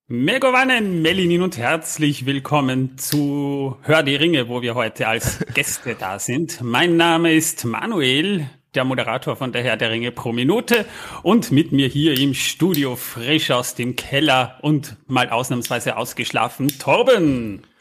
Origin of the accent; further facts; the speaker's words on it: Austria; als Österreicher, ich sag mal, amused sozusagen, weil bei uns in, in Fall in Wien